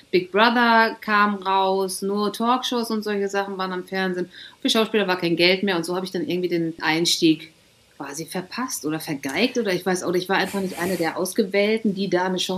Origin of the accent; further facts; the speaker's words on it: Glandorf, Lower Saxony, Germany; moved away as an adult; now in Cologne, Germany; 1997, war ich 21 und bin aus meinem Heimatdorf Glandorf, was zwischen Münster und Osnabrück liegt, weggezogen in die große, weite Welt